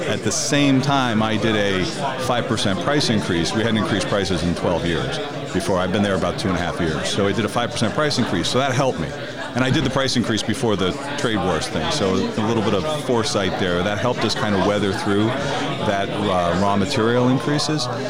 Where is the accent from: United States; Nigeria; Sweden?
United States; Connecticut; I was born and raised in Connecticut